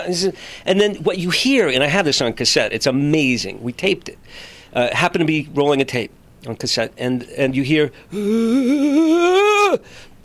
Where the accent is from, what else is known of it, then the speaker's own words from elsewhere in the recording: Framingham, Massachusetts, United States; now in Los Angeles, United States; I grew up in Framingham, Massachusetts.